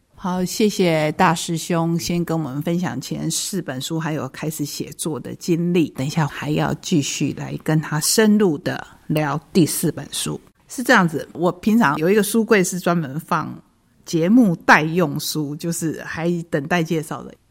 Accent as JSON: {"language": "Chinese", "country": "Taiwan", "said": "对我们台湾人来讲非常重要的过年"}